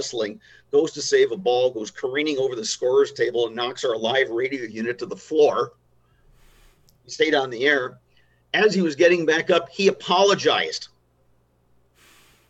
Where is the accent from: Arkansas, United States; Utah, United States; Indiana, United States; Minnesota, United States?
Minnesota, United States; Chisholm; I grew up in Chisholm in the 70s.